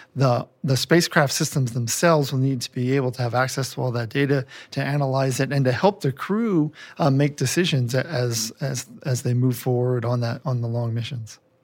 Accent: Philadelphia, Pennsylvania, United States; moved away as an adult; now in Denver, United States; I moved from Philadelphia, where I grew up

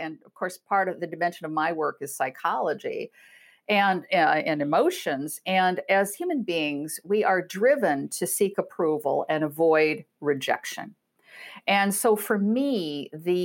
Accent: Iowa, United States; moved away; also born or lived in Chicago; I'm from Iowa, a good Iowa girl

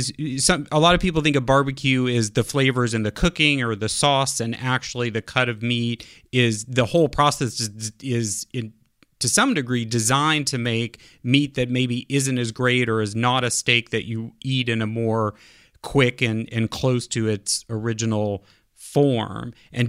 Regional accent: Kansas City, United States; I'm a Kansas Cityan

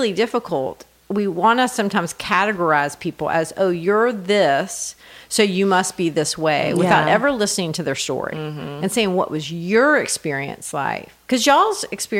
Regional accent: United States; also born or lived in United Kingdom

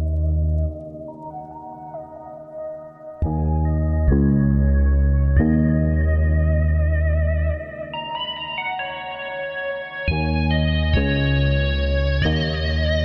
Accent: Massachusetts, United States; where I grew up in Massachusetts.

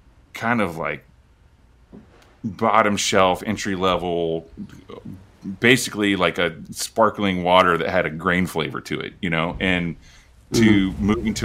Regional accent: Oklahoma, United States; I'm originally from Oklahoma, and we would just road trip from there, you know, once or twice a year.

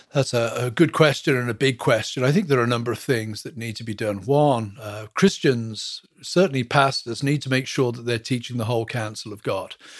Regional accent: England, United Kingdom; moved away as an adult; also born or lived in Western Pennsylvania; now in Pennsylvania, United States; I was born and brought up in England, moved here in two thousand one to teach at a seminary

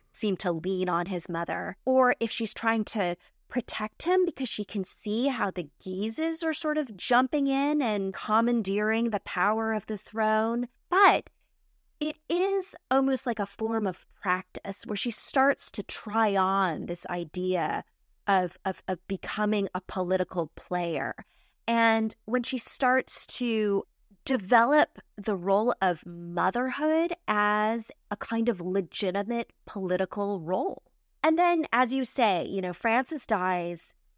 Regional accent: United States; I'm an American

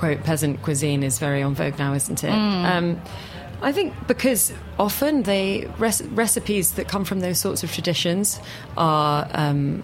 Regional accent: United Kingdom; As a Brit

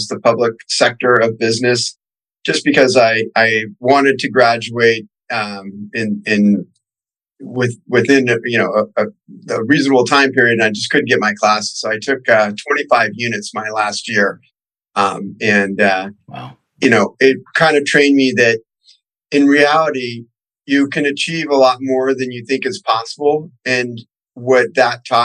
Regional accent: Newport Beach, California, United States; also born or lived in San Diego; I grew up here in Orange County, California, in Newport Beach area

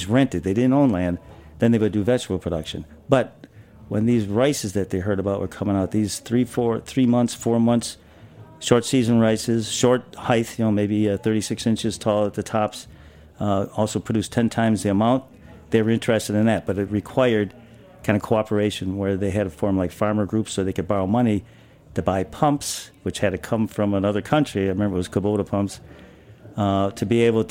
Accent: Buffalo, New York, United States; moved away as an adult; now in New York City, United States; I'm from Buffalo area

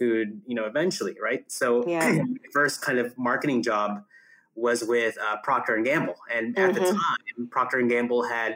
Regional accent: New Jersey, United States; also born or lived in Philippines; I was raised in the exotic land of New Jersey

